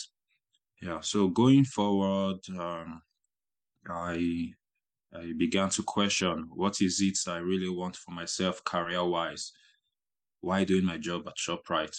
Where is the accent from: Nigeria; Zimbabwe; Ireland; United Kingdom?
Nigeria; moved away as an adult; now in Germany; I'm from Nigeria